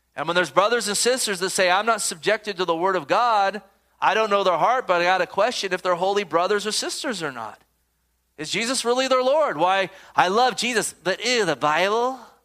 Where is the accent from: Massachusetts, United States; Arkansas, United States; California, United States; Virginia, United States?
California, United States; Gilroy; I grew up in Gilroy